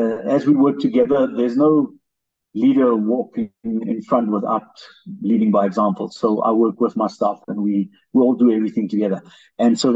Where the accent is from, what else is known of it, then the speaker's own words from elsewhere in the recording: Springbok, Northern Cape, South Africa; also born or lived in Phalaborwa, Limpopo; my mother's originally from Springbok, so we moved back here